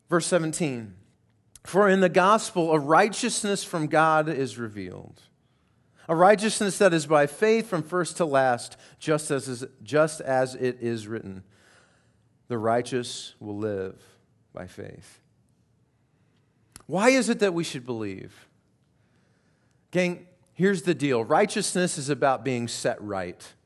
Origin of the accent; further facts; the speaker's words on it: Colorado, United States; I grew up primarily in Colorado and uh, grew up in the mountains, and there was a little creek that ran in front of our house.